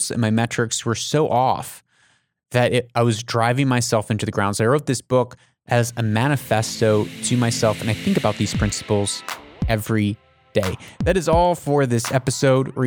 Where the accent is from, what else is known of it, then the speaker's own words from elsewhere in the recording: United States; now in Middle East; I'm an American